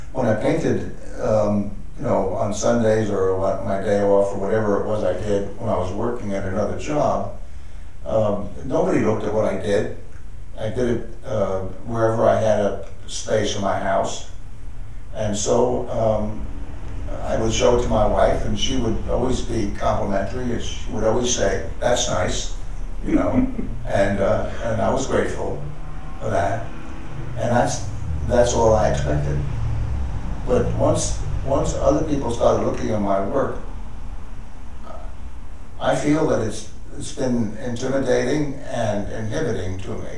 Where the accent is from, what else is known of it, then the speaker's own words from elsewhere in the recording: New York, United States; also born or lived in Connecticut; now in Pasadena, United States; I'm originally a New Yorker